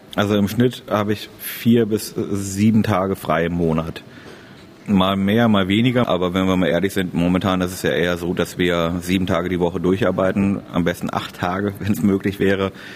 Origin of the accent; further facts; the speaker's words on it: Parchim, Mecklenburg-Vorpommern, Germany; ich komme aus Parchim, Mecklenburg-Vorpommern